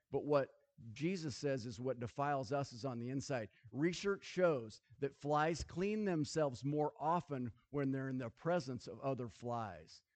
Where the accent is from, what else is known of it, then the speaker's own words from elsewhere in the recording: Nebraska, United States; I grew up in Nebraska. I grew up on the farm.